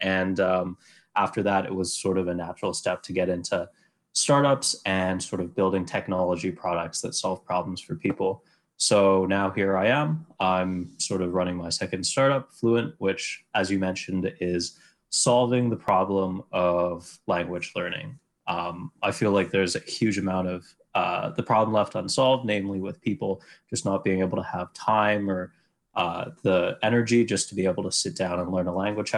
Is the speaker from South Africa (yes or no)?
no; Vancouver, British Columbia, Canada; moved away as an adult; now in Montreal, Canada; I went to school here in the beautiful city of Montreal, but I'm from Vancouver originally.